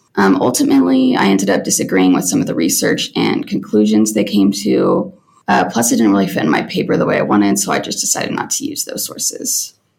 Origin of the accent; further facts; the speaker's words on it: Salina, Kansas, United States; I'm originally from Salina, Kansas.